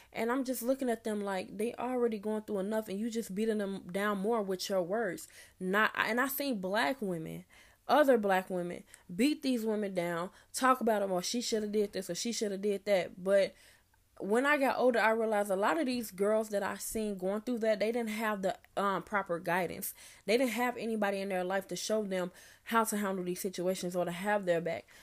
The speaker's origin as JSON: {"language": "English", "town": "Chicago", "region": "Illinois", "country": "United States", "said": "I'm from Chicago, Illinois"}